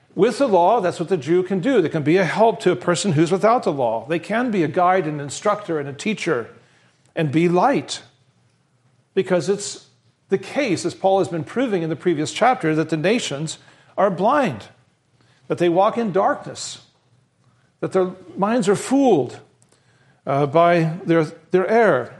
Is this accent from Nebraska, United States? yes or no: yes; Western Nebraska, United States; I was raised in Western Nebraska